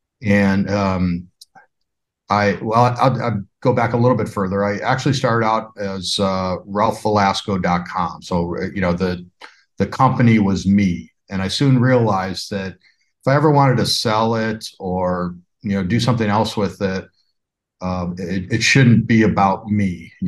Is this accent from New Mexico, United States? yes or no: no; Chicago, Illinois, United States; From Chicago. I was a Lambda Chi down there.